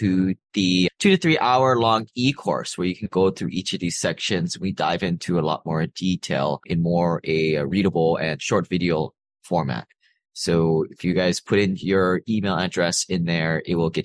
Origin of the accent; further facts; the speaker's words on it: Hawaii, United States; moved away; also born or lived in Seattle; I grew up in Hawaii